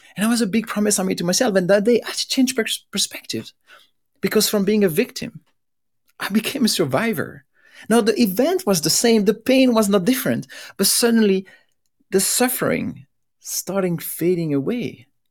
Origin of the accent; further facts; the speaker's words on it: Belgium; I'm from Belgium